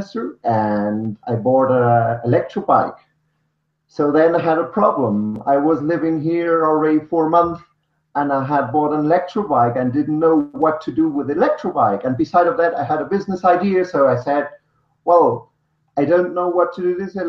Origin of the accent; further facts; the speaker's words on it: Munich, Bavaria, Germany; moved away as an adult; also born or lived in Switzerland; now in Colombia; I'm from Germany, from Munich.